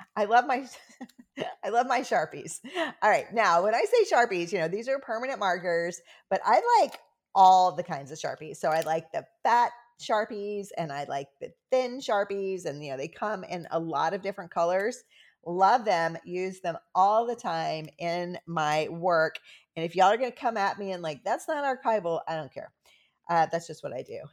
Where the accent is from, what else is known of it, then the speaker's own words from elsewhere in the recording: the South, United States; I'm from the South.